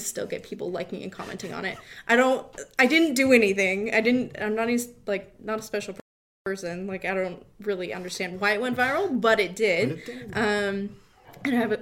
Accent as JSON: {"language": "English", "town": "Windsor", "region": "Ontario", "country": "Canada", "tie": "born or raised there", "said": "I grew up in Windsor"}